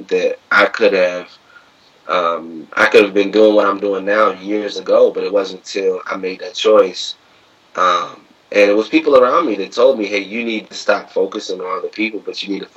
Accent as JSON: {"language": "English", "region": "West Virginia", "country": "United States", "tie": "born or raised there", "moved": "as an adult", "lives_now": "Washington, D.C., United States", "said": "Growing up in West Virginia, you kind of don't have any black teachers"}